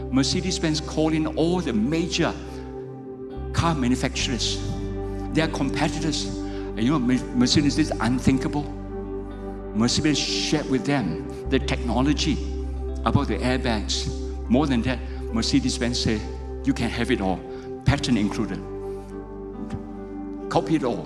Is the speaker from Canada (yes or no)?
no; Malaysia; I'm a pastor from Malaysia